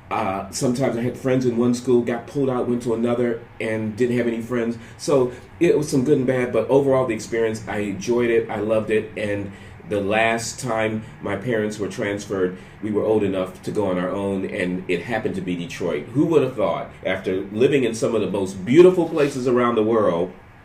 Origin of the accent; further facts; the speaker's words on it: Panama; born there; I was born in Panama, and my sister was born in Panama.